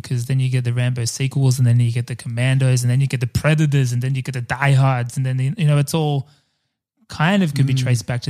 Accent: Australia; as an Australian and as an Australian born in the 80s

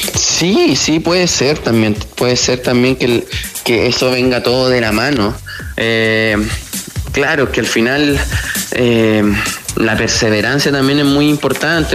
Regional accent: La Serena, Coquimbo, Chile; moved away as an adult; also born or lived in Santiago; yo soy de La Serena, yo me vine a Audax Italiano a los 18 años

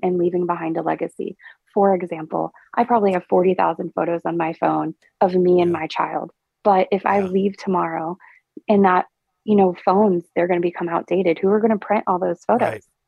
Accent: Perkins, Oklahoma, United States; also born or lived in Indiana / Nashville; I grew up in what I like to call Stillwater's greatest suburb of Perkins, Oklahoma

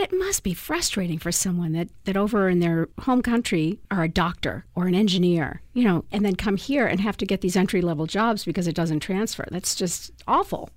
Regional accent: Boston, Massachusetts, United States; now in San Diego, United States; I'm originally from Boston

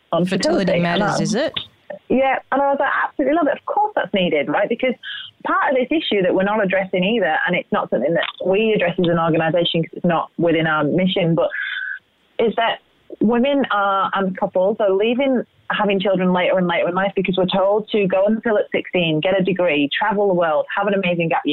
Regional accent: England, United Kingdom; moved away; we're both English. So imagine the diets that we grew up on

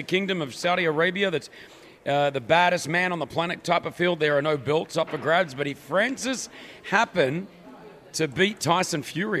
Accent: Australia; moved away

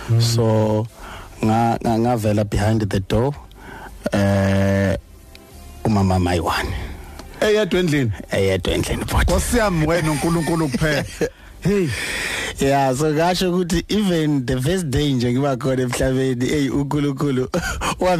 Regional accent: Venda, Limpopo, South Africa; ngizalwa eVenda ilanga azalelwa khona. Oh okay. Eh ngavelela endaweni yasemakhaya bayibiza ngokuthi emakwarera ngale.

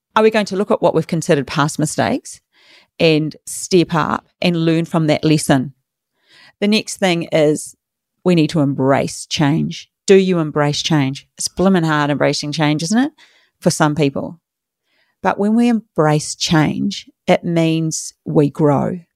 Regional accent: New Zealand; moved away as an adult; now in Australia; I'm from New Zealand, small country.

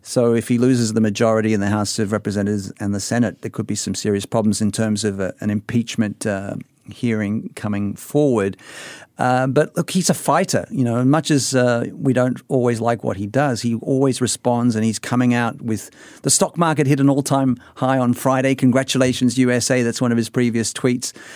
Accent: Sydney, New South Wales, Australia; now in Singapore; I'm from Sydney

